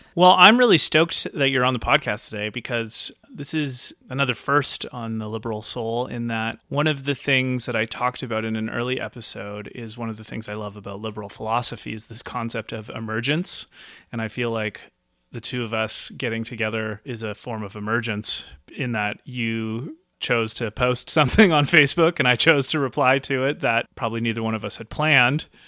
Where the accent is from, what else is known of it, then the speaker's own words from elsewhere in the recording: Nelson, British Columbia, Canada; moved away as an adult; I have recently moved back to my hometown of Nelson, B C